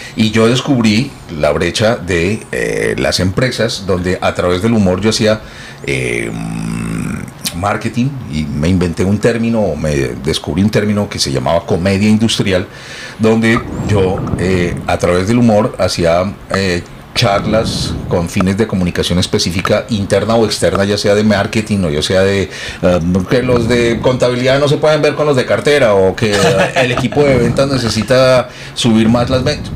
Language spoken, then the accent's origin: Spanish; Colombia; now in Miami, United States; yo soy colombiano